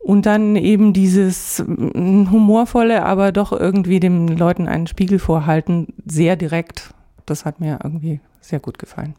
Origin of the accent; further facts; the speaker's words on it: Augsburg, Bavaria, Germany; moved away; also born or lived in Dresden; in Augsburg, dort wo ich geboren bin